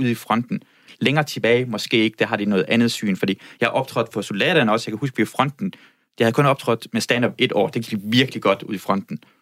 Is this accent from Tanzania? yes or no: no; Iran; now in Denmark; jeg voksede op i Iran